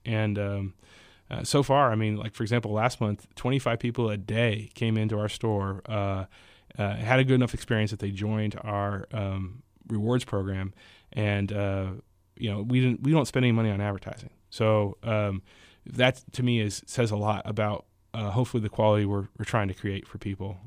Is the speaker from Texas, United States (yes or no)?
yes; Houston, Texas, United States; I grew up in Houston